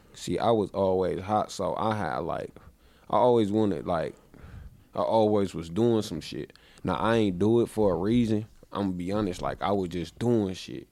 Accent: Milwaukee, Wisconsin, United States; I was born in Milwaukee. I, uh, I lived right around the corner when I was a kid.

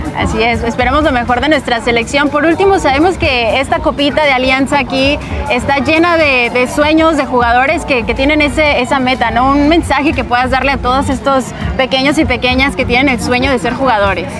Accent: Mexico

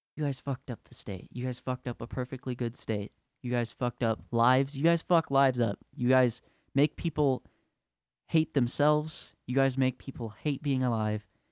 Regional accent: California, United States; now in Utah, United States; I'm from California

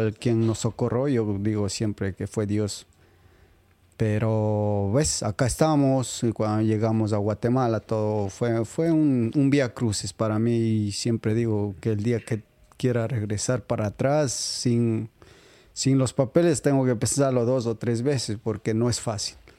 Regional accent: Riobamba, Chimborazo, Ecuador; moved away as an adult; yo vengo de Riobamba.

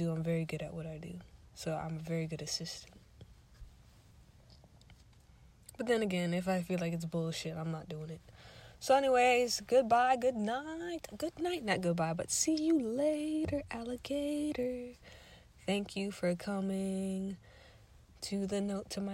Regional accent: United States; I'm too American.

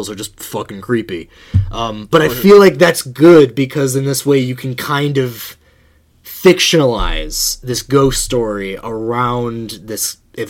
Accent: Buffalo Grove, Illinois, United States; I grew up in Buffalo Grove

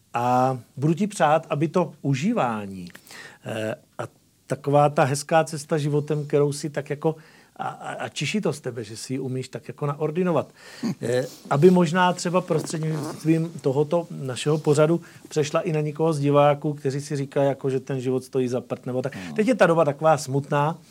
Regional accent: Moravia, Czechia; jsem rodilý Moravan

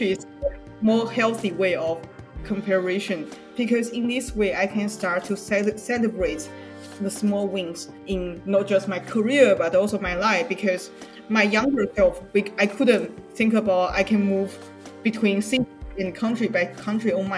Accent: China; English is a second language; now in United States; I'm from China, so English is not my native language

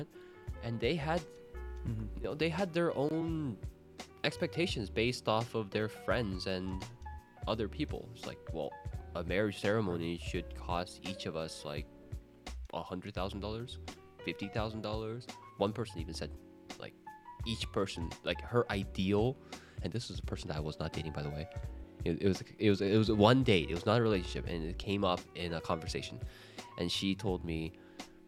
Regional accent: Canada; moved away; in Canada, like, I have very few friends that are still in Canada. My family's there

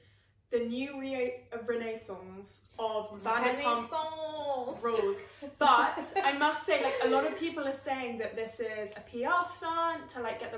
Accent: United Kingdom; also born or lived in London; I am British through and through. But we're both living in London.

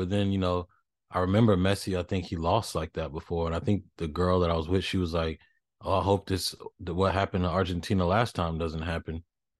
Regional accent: United States; But, you know, I'm too American for that.

